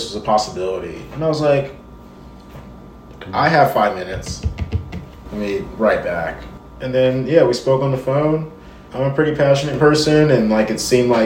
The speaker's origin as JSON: {"language": "English", "town": "Charlotte", "region": "North Carolina", "country": "United States", "tie": "born or raised there", "also_born_or_lived": "Columbia, South Carolina", "moved": "yes", "lives_now": "Nashville, United States", "said": "I was born in South Carolina, Columbia, South Carolina. I grew up in Charlotte, North Carolina, and now I've lived in Nashville for a decade."}